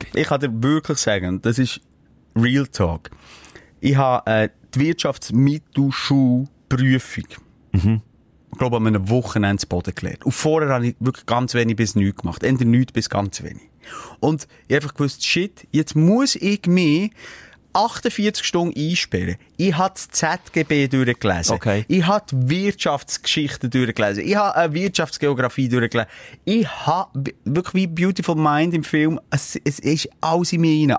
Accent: Bern, Switzerland; also ich bin in der Stadt Bern aufgewachsen. Ja, Aglo.

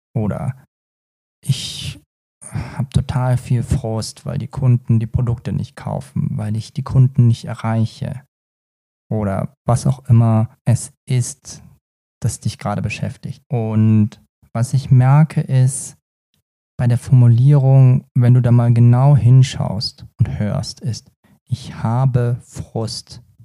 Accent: Lower Franconia, Bavaria, Germany; man hört mir ja an und sieht mir an, gebürtiger Unterfranke.

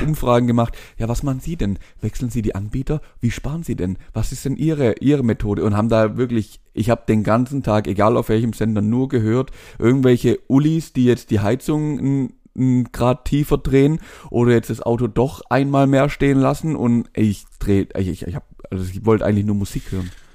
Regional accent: Swabia, Germany; Da bin ich Schwabe

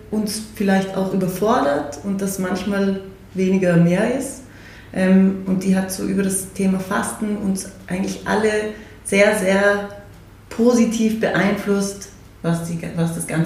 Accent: Salzburg, Austria; Wir sind in Salzburg aufgewachsen, da hat sich das immer sehr gut ergeben

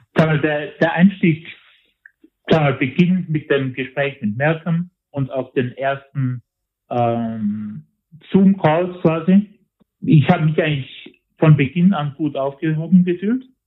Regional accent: Tyrol, Austria; bei uns in Tirol

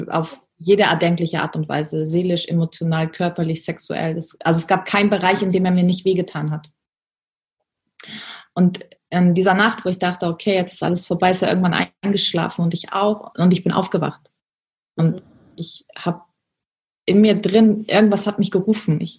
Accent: Germany; Ich bin in der Armutsgrenze von Deutschland geboren und aufgewachsen.

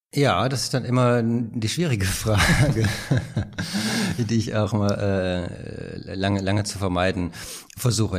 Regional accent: Rheine, North Rhine-Westphalia, Germany; now in Berlin, Germany; Geboren bin ich in Rheine. Das ist eine kleine Stadt äh, im Münsterland

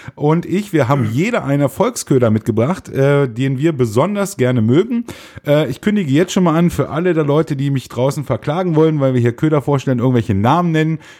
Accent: Einbeck, Lower Saxony, Germany; Wir kommen aus Einbeck

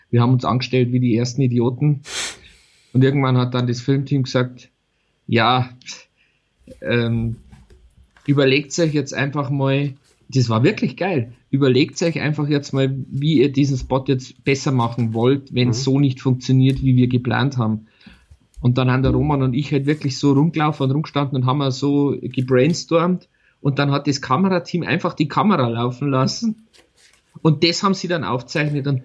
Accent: Altötting, Bavaria, Germany; Ich komme aus Altötting.

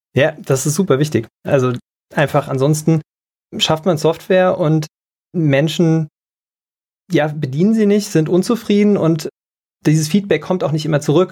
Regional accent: Taunusstein, Hesse, Germany; moved away as an adult; now in Mainz, Germany; In Hessen groß geworden, in Taunusstein Abitur gemacht.

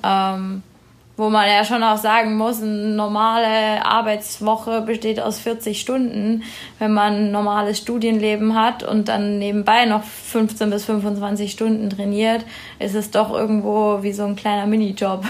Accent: Erlangen, Bavaria, Germany; ich komme ja ursprünglich aus Erlangen, Peter ja auch, aber wir, also ich habe ganz, ganz früh im Kinderturnen beim TV angefangen

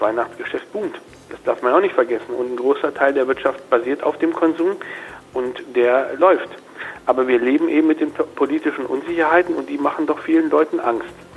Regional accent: Germany; als Deutsche

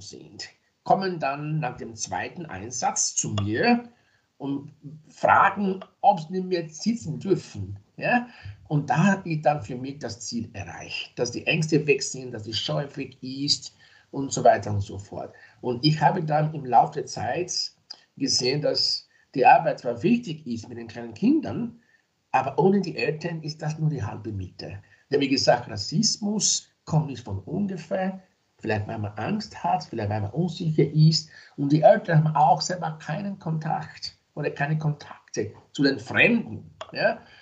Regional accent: Nigeria; now in Graz, Austria; ich bin zwar in Nigeria geboren, ich lebe aber in Österreich seit mehr als 30 Jahren. Also das heißt, dass ich schon länger da bin in Österreich als in Nigeria

